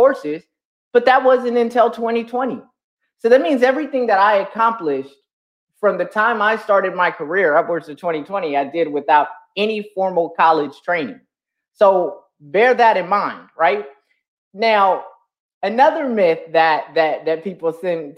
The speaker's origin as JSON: {"language": "English", "town": "San Bernardino", "region": "California", "country": "United States", "tie": "born or raised there", "said": "I come from San Bernardino, California. That's where I'm born and raised"}